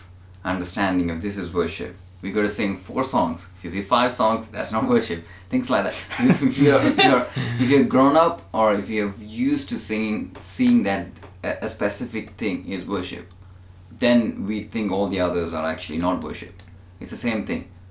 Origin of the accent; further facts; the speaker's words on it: India; moved away; I grew up in India